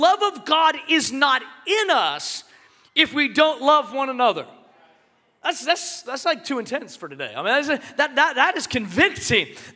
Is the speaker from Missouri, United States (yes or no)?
no; Seattle, Washington, United States; moved away; I'm from Seattle originally